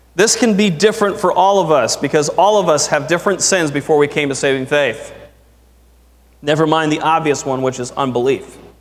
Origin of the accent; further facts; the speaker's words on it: United States; I am proud to be an American